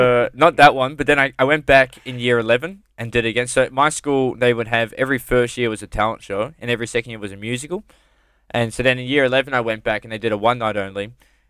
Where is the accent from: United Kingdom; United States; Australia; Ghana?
Australia; Campbelltown, New South Wales; now in Melbourne, Australia; so when we moved from Sydney, well, from Campbelltown to...